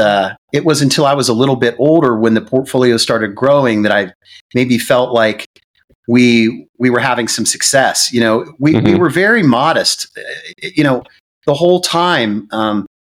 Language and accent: English; Central Ohio, United States; born or raised there; also born or lived in Michigan